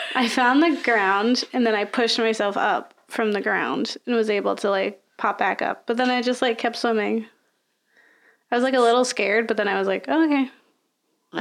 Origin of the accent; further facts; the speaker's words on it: Florida, United States; I'm from Florida, so I grew up with the ocean.